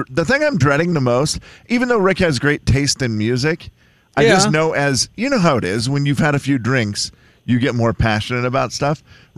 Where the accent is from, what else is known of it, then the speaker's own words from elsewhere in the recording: Harrington, Washington, United States; through Harrington, through my hometown?